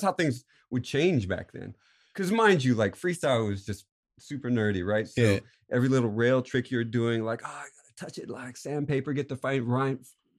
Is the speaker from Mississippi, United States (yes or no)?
no; Florida, United States; I grew up in Florida.